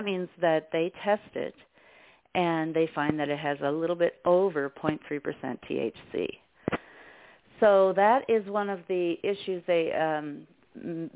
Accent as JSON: {"language": "English", "region": "Colorado", "country": "United States", "tie": "born or raised there", "said": "growing up in Colorado"}